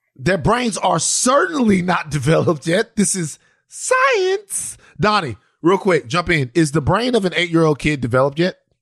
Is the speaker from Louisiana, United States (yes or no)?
yes; Maringouin, Louisiana, United States; we're from Maringouin, Louisiana. We're from out there